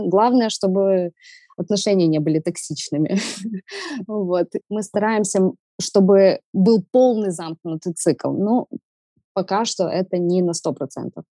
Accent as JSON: {"language": "Russian", "town": "Odesa", "region": "Odesa Oblast", "country": "Ukraine", "said": "Я одесситка с берберскими корнями"}